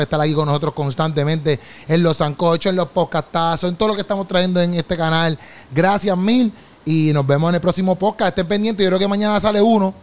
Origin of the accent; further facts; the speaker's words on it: Puerto Rico; moved away; Cuando yo regreso a Puerto Rico